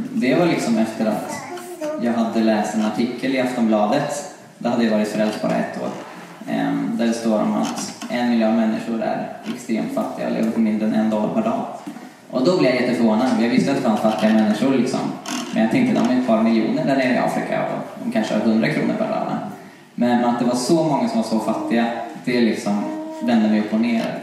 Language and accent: Swedish; Karlstad, Värmland, Sweden; moved away as an adult; now in Uppsala, Sweden; jag föddes här i Uppsala. Jag eh, bodde i åtta år här och sen så flyttade vi till Karlstad. Och där bodde jag i tio år och kom tillbaka när jag var 18